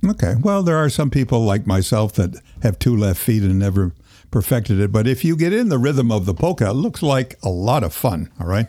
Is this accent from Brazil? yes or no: no; Toronto, Ontario, Canada; moved away; I was born in Toronto as well